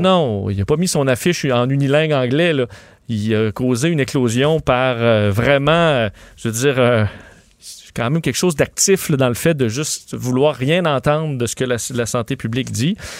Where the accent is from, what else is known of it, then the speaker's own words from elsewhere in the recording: Quebec City, Quebec, Canada; je viens de Québec